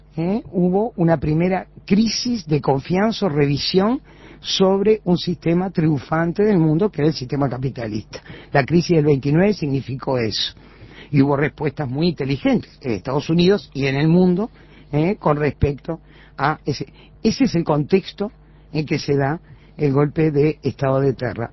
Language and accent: Spanish; Uruguay; los uruguayos terminamos siempre mirándonos